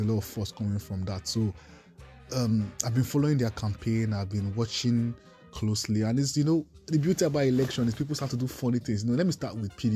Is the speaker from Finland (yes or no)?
no; Nigeria; I have seen myself as a Nigerian first, who loves Nigeria